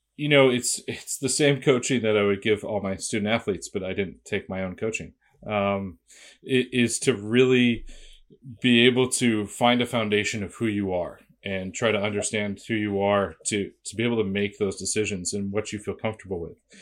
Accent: Boston, Massachusetts, United States; I grew up in Boston

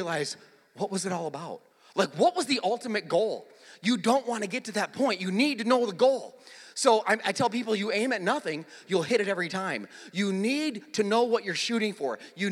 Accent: South Dakota, United States; moved away; I actually grew up in a town, you know, I'm from South Dakota, so, just like Nebraska, pretty flat

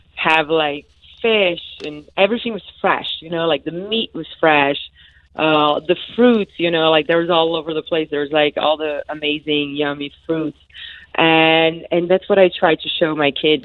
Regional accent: Brazil; moved away; I grew up in Brazil, so I grew up in a country that you know, like uh, everything was natural back then

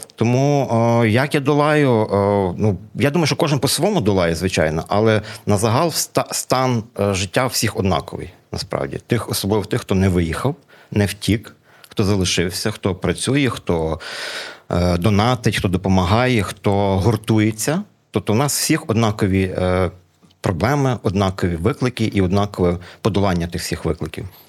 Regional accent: Lviv, Lviv Oblast, Ukraine; first language Ukrainian; коли я жив в 90-х роках, ми з моїм рідним братом в україномовній сім'ї у Львові, ми львів'яни в третьому поколінні

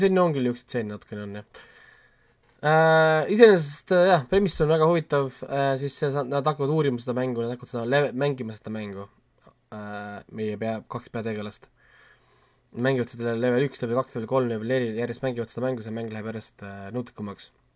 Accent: Estonia; mul on kahju olla eestlane teatud momentidel

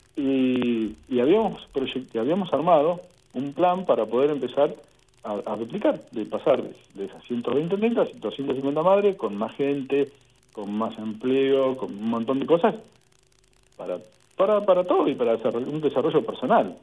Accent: Saladillo, Buenos Aires Province, Argentina; yo soy de Saladillo, de la provincia de Buenos Aires.

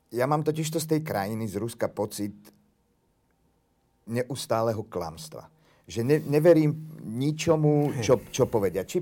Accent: Slovakia; Ja sa cítim ako Slovák.

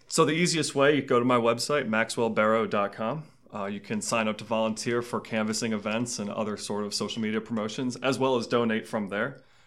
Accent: Maryland's 6th congressional district, United States; also born or lived in Clarksburg, Maryland; I am from District Six. I went to high school at Saint John's Prospect Hall when I was there

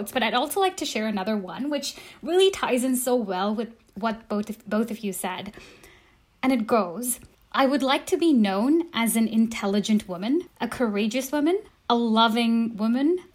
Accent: India; moved away; Ever since I left my home country, India, every country I've lived in, I've tried to settle

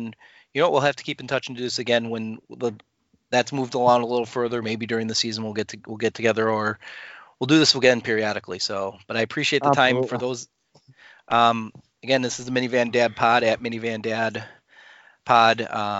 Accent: Wisconsin, United States; now in Chicago, United States; being a Chicago person, living in Chicago, but growing up in Wisconsin

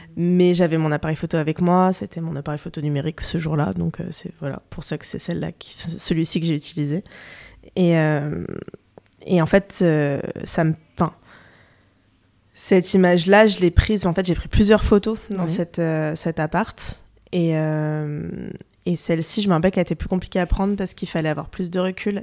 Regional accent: France; je suis née en France, j'ai grandi en France

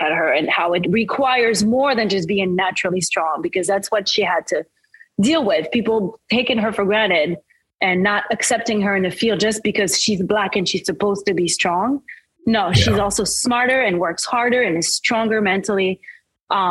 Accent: right outside of Paris, Île-de-France, France; English is a second language; moved away as an adult; also born or lived in Caribbean; now in New York, United States; I grew up actually right outside of Paris

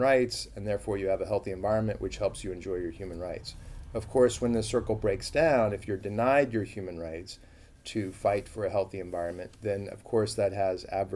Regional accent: United States; I grew up in a suburb

